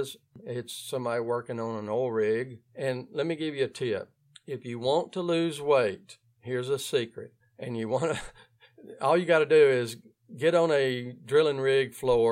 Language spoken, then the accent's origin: English; Ouachita Parish, North Louisiana, United States; accent: Louisiana; If you're hearing my accent, it means that I'm coming from the area of North Louisiana called Ouachita Parish.